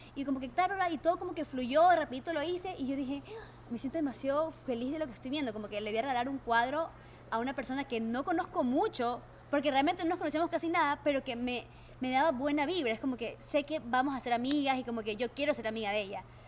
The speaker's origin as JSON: {"language": "Spanish", "town": "Bahía de Caráquez", "region": "Manabí", "country": "Ecuador", "tie": "born or raised there", "also_born_or_lived": "Calceta, Ecuador", "said": "Yo nací en Calceta, pero yo soy yo viví toda mi vida casi en Bahía de Caracas."}